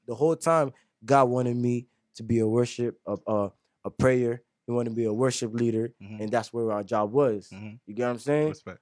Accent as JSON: {"language": "English", "area": "Lake Worth", "region": "Florida", "country": "United States", "tie": "born or raised there", "said": "I was raised in Lake Griff"}